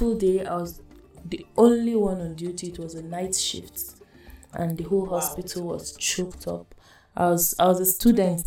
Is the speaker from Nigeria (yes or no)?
yes; Adamawa, Nigeria; I'm from Adamawa State. I'm Bazaar by tribe.